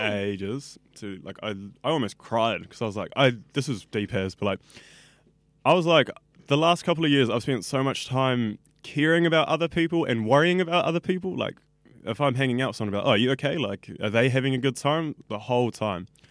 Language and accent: English; Auckland, New Zealand; I grew up in West Auckland